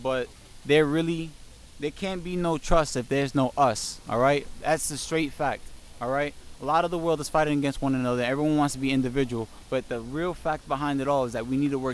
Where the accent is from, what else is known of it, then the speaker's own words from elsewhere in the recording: New York City, New York, United States; now in Pennsylvania, United States; I'm from Brooklyn